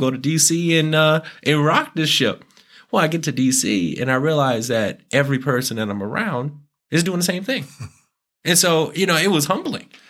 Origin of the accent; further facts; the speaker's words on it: Tempe, Arizona, United States; I grew up in Tempe